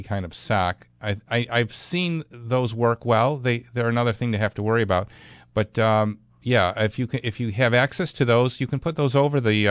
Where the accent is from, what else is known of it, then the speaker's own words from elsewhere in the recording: Clarence, New York, United States; Clarence, that's my hometown